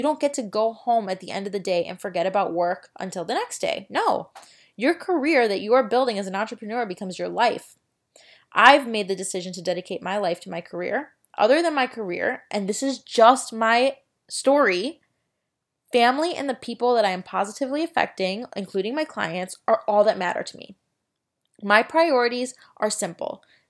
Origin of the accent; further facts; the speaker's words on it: Florida, United States; I used to play store with my great grandma growing up in Florida and sell the groceries and everything.